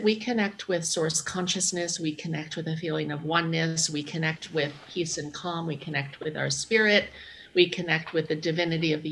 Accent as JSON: {"language": "English", "town": "New York City", "region": "New York", "country": "United States", "said": "I'm from New York City, you know, where crime has gone up 740%"}